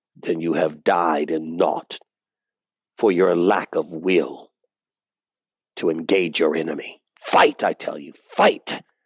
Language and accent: English; United States; us as American conservative Christians